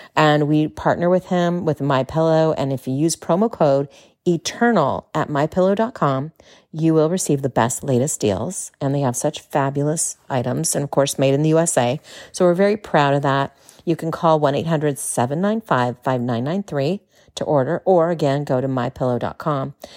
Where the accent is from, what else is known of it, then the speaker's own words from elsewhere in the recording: California, United States; moved away as an adult; now in Texas, United States; As a Californian, yeah, a native Californian, now living in Texas